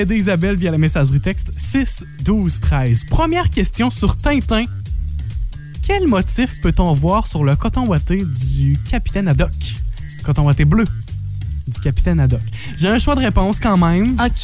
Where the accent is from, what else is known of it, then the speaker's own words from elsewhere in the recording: La Matapédia and La Matanie, Quebec, Canada; chez nous dans la Matap et et la Matanie